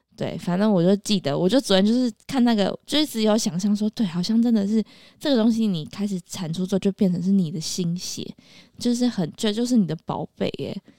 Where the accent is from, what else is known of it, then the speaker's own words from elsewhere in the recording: Taipei, Taiwan; now in Keelung, Taiwan; 我就是在台北长大，搬回基隆，可嗯。是又跟台北的生活很紧密